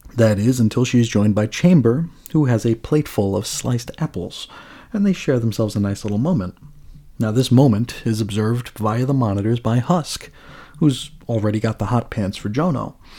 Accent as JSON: {"language": "English", "area": "Long Island", "region": "New York", "country": "United States", "tie": "born or raised there", "moved": "yes", "lives_now": "Arizona, United States", "said": "growing up in New York"}